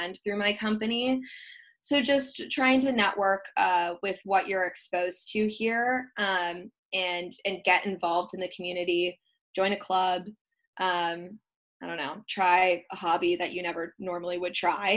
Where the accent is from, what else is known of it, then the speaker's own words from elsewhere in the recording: Wisconsin, United States; moved away as an adult; now in San Diego, United States; I grew up in Wisconsin, so moving outside of Wisconsin, there's always going to be cultural differences.